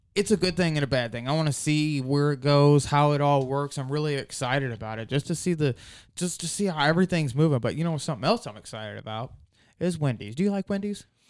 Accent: Shiloh, Ohio, United States; we're from Shiloh

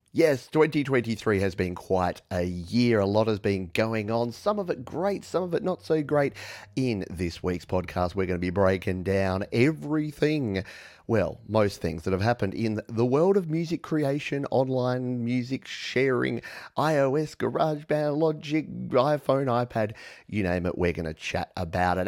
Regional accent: Australia; accent: Australian; my funny Australian accent

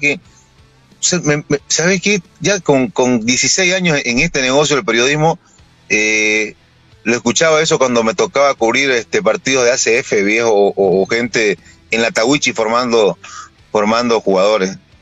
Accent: Santa Cruz, Bolivia; soy cruceño, soy camba

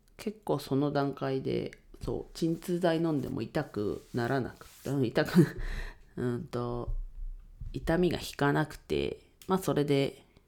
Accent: Ninohe, Iwate, Japan; 地元岩手県二戸市でレンタルスペースを使って遊び場を提供しています

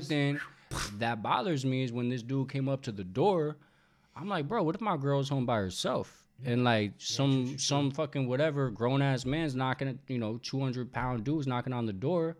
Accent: New York, United States; moved away as an adult; also born or lived in the South; now in Los Angeles, United States; I'm from New York, but I, I spent a little bit of time in the South

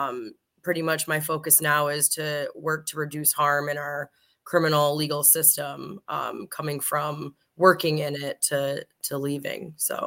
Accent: Ypsilanti, Michigan, United States; I'm from Ypsilanti.

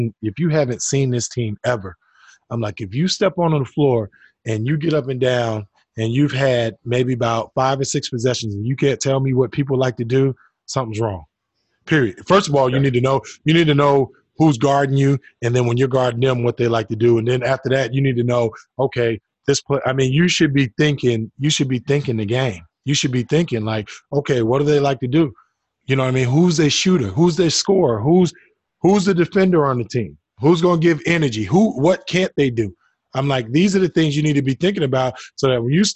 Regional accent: New Jersey, United States; I grew up in New Jersey

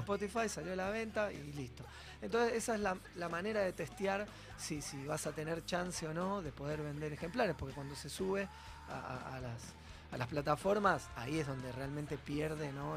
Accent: Argentina; somos todos muy argentinos

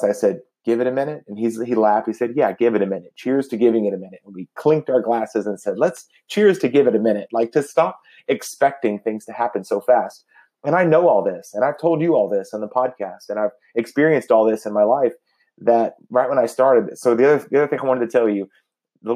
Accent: Dallas, Texas, United States; I grew up in the Dallas, Texas area

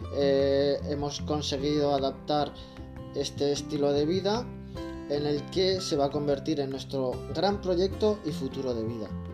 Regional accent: Zaragoza, Aragon, Spain; moved away as an adult; also born or lived in Barcelona; llegué dificultosamente a Zaragoza de nuevo, a mi ciudad natal.

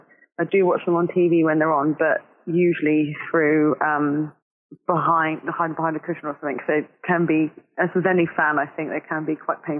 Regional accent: Southampton, South East England, United Kingdom; I am born and bred Southampton. Always lived here. Spent a couple of years out of the country

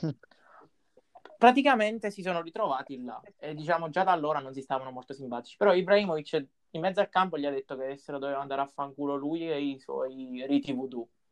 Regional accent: Pescara, Abruzzo, Italy; noi mo siamo di Pescara

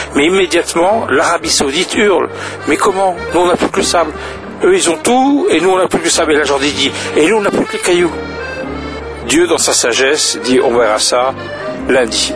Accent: French Basque, Nouvelle-Aquitaine, France; moved away as an adult; now in Lebanon; je suis français, français basque

